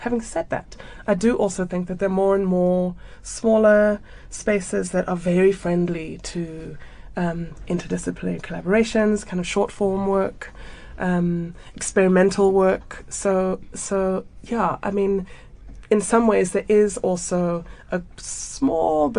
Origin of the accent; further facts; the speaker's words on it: Zambia; also born or lived in United Kingdom / United States / Cape Town, South Africa; now in Johannesburg, South Africa; I am from Zambia. I was born in Zambia, and went to boarding school in the UK and undergrad in the US.